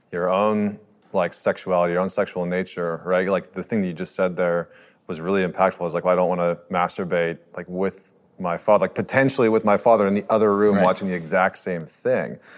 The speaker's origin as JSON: {"language": "English", "country": "Canada", "tie": "born or raised there", "said": "I grew up with woods. I totally I grew up in Canada, so like, there's a lot"}